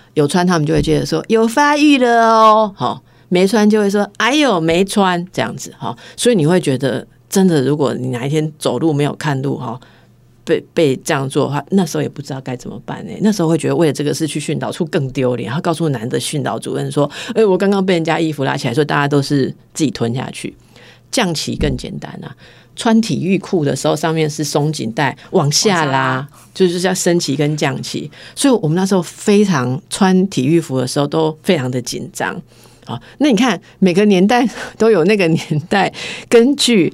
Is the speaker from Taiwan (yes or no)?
yes; Taiwan; 我们台湾人